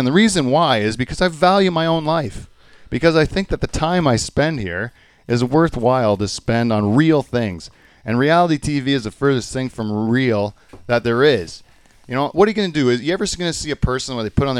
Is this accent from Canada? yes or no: yes; Canada; as a Canadian